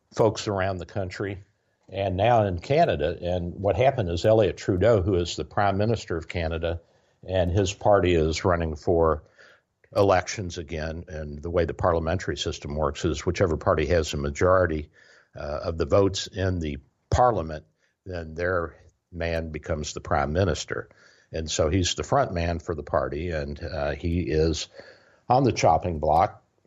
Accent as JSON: {"language": "English", "region": "the South", "country": "United States", "tie": "born or raised there", "said": "I grew up in the South"}